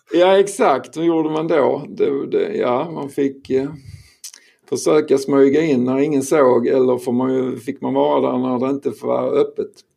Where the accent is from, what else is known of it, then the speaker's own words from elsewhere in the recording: Skåne, Sweden; jag är skåning